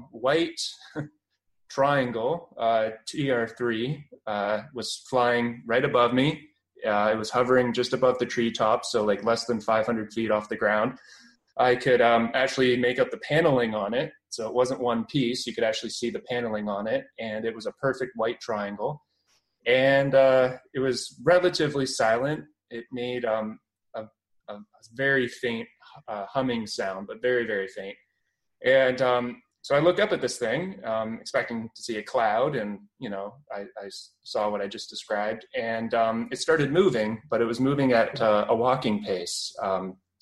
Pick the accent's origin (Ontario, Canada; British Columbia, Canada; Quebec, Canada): Ontario, Canada; Cambridge; accent: Canadian; now in London, Canada; I'm from Ontario, Canada, and right now I'm living in London. But I grew up in Cambridge, Ontario